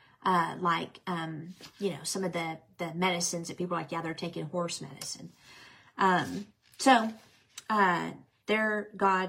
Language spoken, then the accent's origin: English; United States; I'm an American.